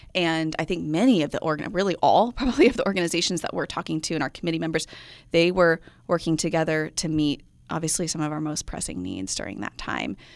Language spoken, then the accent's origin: English; Midwest, United States; moved away; also born or lived in Central Coast, California; I'm from the Midwest